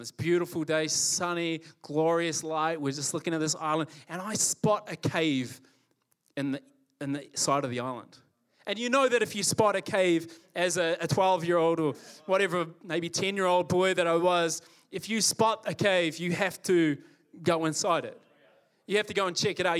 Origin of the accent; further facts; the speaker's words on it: New Zealand; also born or lived in Calgary, Canada; I was born here in Calgary. So, born here, uh, and at the age of five, moved to New Zealand. My parents are both Kiwis.